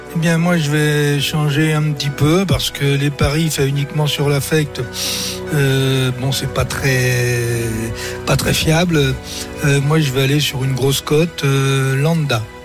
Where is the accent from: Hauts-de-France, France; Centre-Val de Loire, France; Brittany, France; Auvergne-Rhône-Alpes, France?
Brittany, France; Breton; je suis breton